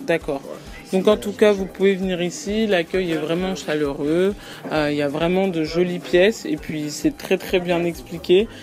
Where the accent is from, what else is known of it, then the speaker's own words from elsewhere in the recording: France; J'ai 22 ans, j'ai grandi en France